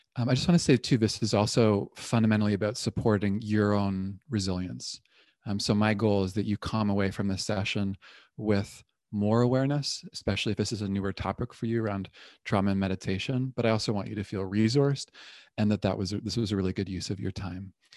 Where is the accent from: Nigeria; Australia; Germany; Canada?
Canada; Toronto, Ontario; now in Berkeley, United States; I'm originally from Toronto